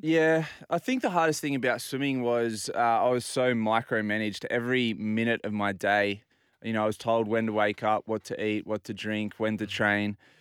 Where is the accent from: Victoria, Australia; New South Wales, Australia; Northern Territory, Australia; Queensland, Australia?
New South Wales, Australia; Port Macquarie; also born or lived in Inner West, Sydney; now in Bondi, Australia; I grew up in Port Macquarie